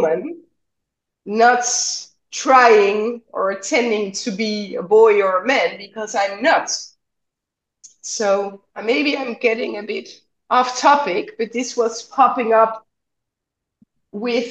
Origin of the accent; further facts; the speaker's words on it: Netherlands; I grew up in the West, right? In the Netherlands